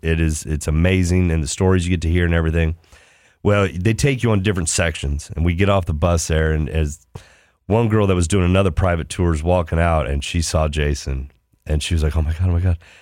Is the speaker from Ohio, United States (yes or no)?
yes; Ohio, United States